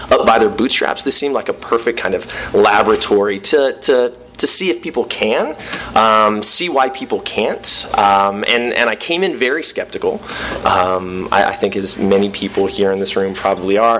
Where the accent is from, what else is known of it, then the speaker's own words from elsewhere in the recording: Southern California, United States; I'm from Southern California